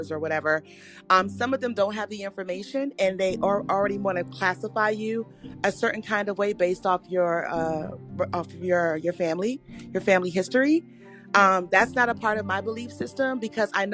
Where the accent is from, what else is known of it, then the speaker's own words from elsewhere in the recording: Washington, District of Columbia, United States; also born or lived in rural North Carolina; now in North Carolina, United States; I'm originally from Washington, D.C.